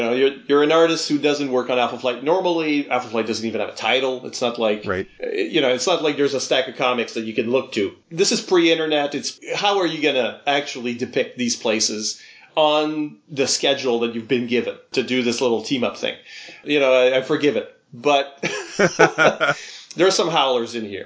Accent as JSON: {"language": "English", "region": "the Maritimes", "country": "Canada", "said": "there was never really a character from my region in there. Mm-hmm. Uh, the Maritimes have been uh, ignored"}